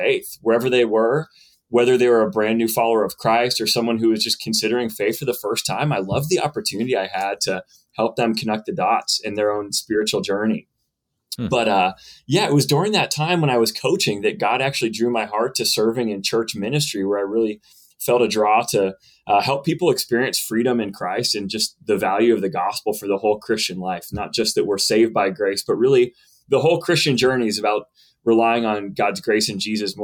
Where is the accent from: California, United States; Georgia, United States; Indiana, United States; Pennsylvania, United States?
Pennsylvania, United States; Western; also born or lived in Johnson City, Tennessee; I'm from Western Pennsylvania and grew up the son of a pastor